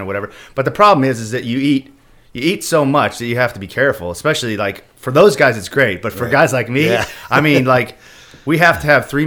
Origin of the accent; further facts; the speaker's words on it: Kansas City, Missouri, United States; moved away as an adult; also born or lived in California / Jacksonville; growing up in Kansas City